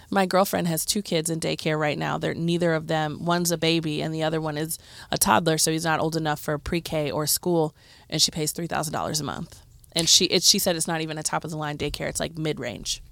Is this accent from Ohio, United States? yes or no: yes; Cleveland, Ohio, United States; growing up in Cleveland